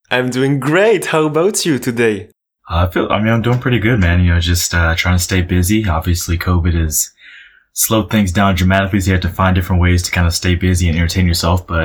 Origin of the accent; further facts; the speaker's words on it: Chicago, Illinois, United States; And then obviously, you know, growing up in Chicago, uh, the Bulls were, they were great at that.